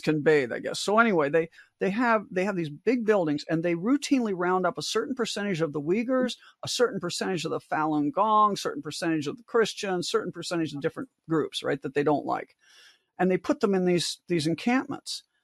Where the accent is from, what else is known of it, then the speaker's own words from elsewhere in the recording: Omaha, Nebraska, United States; growing up in South Omaha